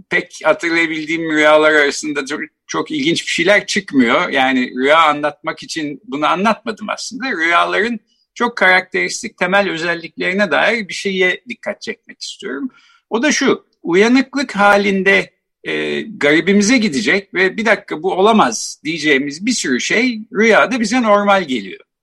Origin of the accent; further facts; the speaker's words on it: Ankara, Turkey; ben Ankara doğumluyum. Bahçeli Evler'de işte doğdum, büyüdüm.